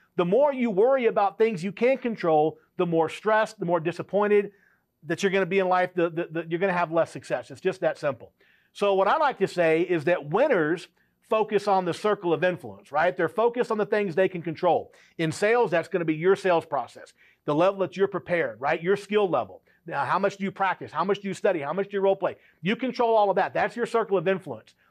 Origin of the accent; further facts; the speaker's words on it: South Louisiana, United States; I grew up in South Louisiana